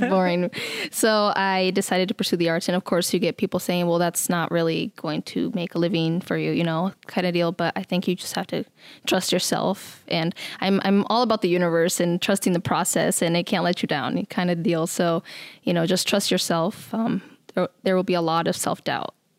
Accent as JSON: {"language": "English", "region": "Nebraska", "country": "United States", "tie": "born or raised there", "also_born_or_lived": "Mexico / California", "moved": "as an adult", "lives_now": "Sioux Falls, United States", "said": "I was born in Mexico, and then my family moved to California, and then from there to Nebraska. So I'm from Nebraska"}